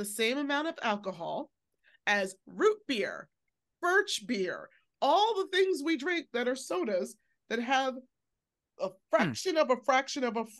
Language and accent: English; United States; we as American readers